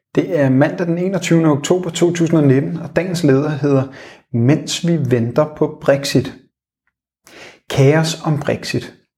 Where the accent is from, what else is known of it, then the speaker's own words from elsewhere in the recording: Denmark; Som danskere